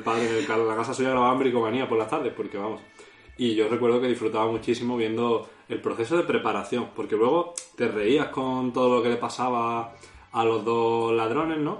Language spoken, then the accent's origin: Spanish; Málaga, Andalusia, Spain; aquí somos todos de Málaga